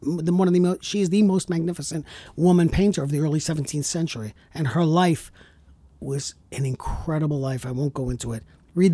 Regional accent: Brooklyn, New York, United States; I'm from Brooklyn, Long Island, Southern Italy.

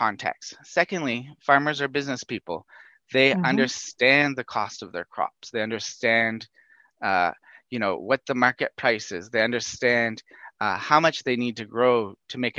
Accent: Northern Canada, Canada; moved away as an adult; also born or lived in Tanzania; I'm a Canadian. I come from Northern Canada, not from a huge agricultural background, but certainly from a forestry background.

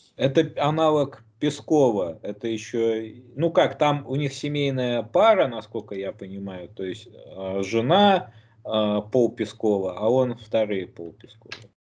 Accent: Belarus; мы, белорусы, мирные люди.

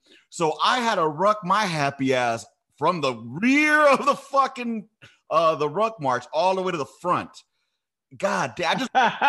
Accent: Texas, United States; I'm from Texas.

